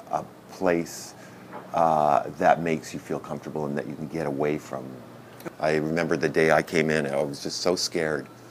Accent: Prince Rupert, British Columbia, Canada; I grew up in Prince Rupert, British Columbia, which is 500 miles north of Vancouver on an island

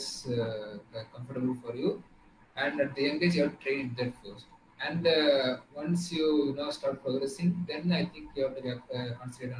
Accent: Tamil Nadu, India; I came all the way from Tamil Nadu

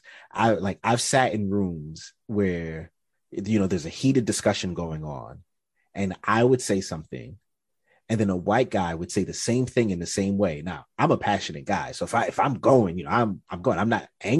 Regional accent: United States; I'm from America

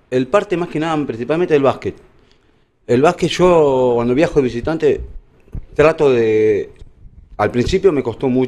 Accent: La Plata, Buenos Aires Province, Argentina; also born or lived in La Pampa; Y ahí, eh, bueno, chiquito, me crié más que en La Plata que en La Pampa.

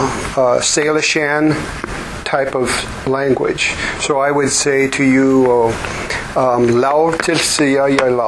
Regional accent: Vancouver, British Columbia, Canada; I was born up in Vancouver, British Columbia, Canada.

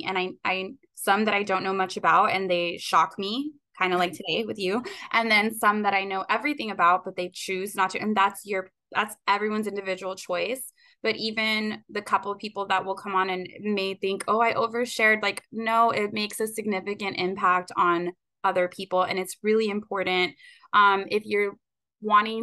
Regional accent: Rio Grande Valley, Texas, United States; I am a girl from the Rio Grande Valley

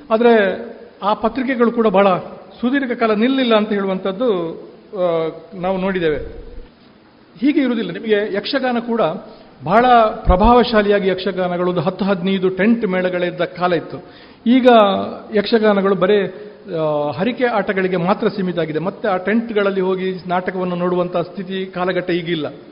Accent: Kukke Subramanya, Karnataka, India; ನಾನು ಕುಕ್ಕೆ ಸುಬ್ರಹ್ಮಣ್ಯದವನು ನನ್ನ ಊರಿನಲ್ಲಿ

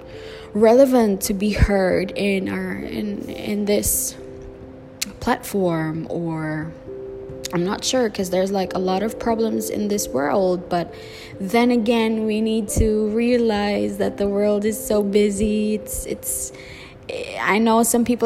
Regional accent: Cebu, Central Visayas, Philippines; English is a second language; I'm born and raised in the Philippines

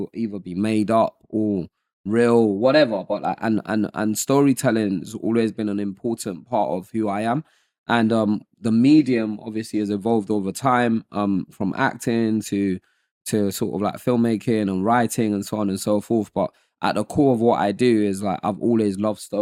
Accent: Nigeria; also born or lived in Lagos, Nigeria / Modakeke, Osun, Nigeria; now in United Kingdom; growing up, I grew up in Nigeria. I was born there. I was born in Lagos

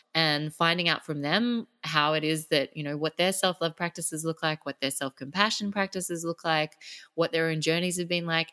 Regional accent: Sydney, New South Wales, Australia; now in Phuket, Thailand; I am an Australian girl. Grew up in Sydney.

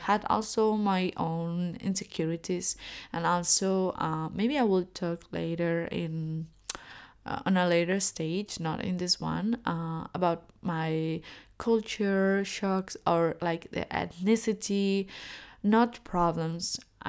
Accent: China; born there; because I'm Chinese. Like, I was born so in China, and my ethnicity is, I look Chinese, but I really don't know Chinese

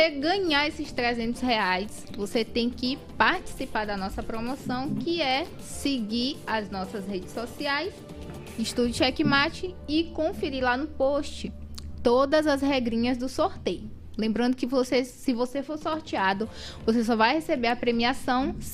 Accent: São Luís, Maranhão, Brazil; also born or lived in São José de Ribamar; eu passei uma hum. boa parte da minha infância em São Luís.

